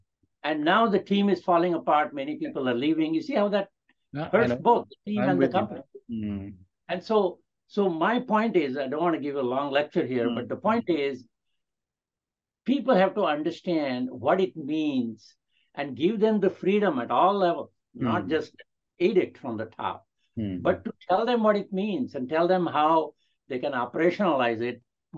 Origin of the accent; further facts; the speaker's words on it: India; English is a second language; do I feel included even though I'm an Indian, even though I have an accent, even though I am 80 years old or whatever, right?